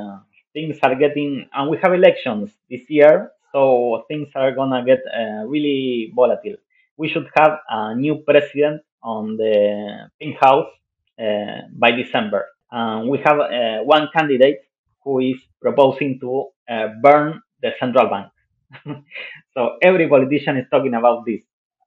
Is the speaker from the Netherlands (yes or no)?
no; Argentina